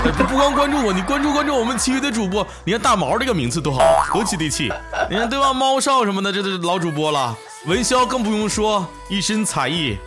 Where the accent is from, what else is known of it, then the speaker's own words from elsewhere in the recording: Northeast China, China; 我是东北